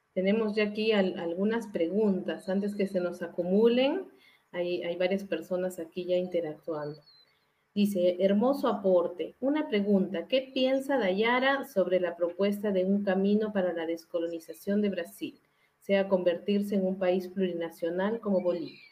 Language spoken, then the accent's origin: Spanish; Peru; moved away; yo soy peruana